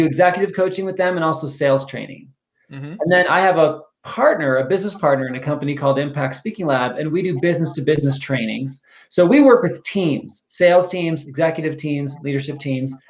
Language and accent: English; Phoenix, Arizona, United States; moved away as an adult; now in Austin, United States; I'm originally from Phoenix, Arizona. That's where I grew up.